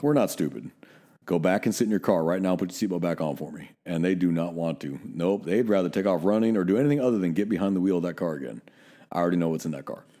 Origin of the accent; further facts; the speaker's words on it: Northern California, United States; now in Texas, United States; I'm still too Northern California